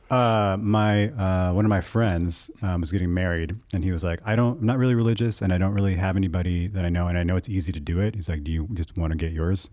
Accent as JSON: {"language": "English", "country": "United States", "tie": "born or raised there", "said": "I was raised in the United States where Christianity is the main religion"}